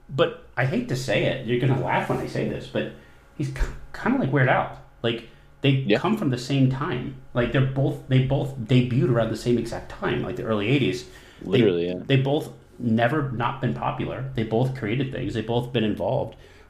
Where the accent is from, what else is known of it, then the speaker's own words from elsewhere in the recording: New Hampshire, United States; my home state is New Hampshire.